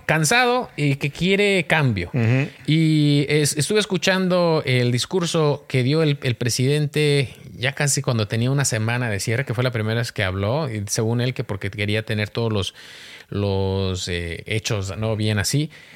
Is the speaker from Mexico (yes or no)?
yes; Mexico; yo soy mexicano